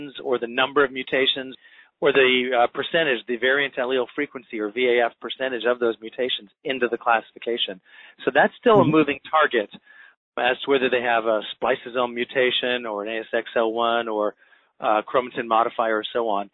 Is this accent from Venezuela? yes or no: no; Western Canada, Canada; moved away as an adult; also born or lived in Boston / United Kingdom; now in Jacksonville, United States; I'm originally Canadian and grew up in Western Canada